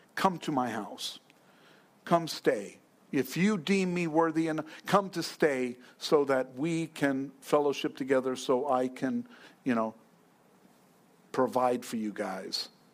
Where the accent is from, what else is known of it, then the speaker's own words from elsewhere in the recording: New York, United States; now in Fountain Hills, United States; I'm from New York